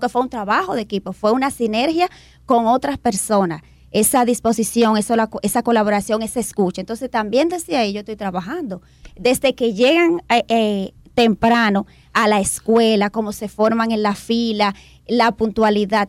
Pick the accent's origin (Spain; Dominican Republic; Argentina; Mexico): Dominican Republic; como dominicanos y dominicanas también somos disciplinados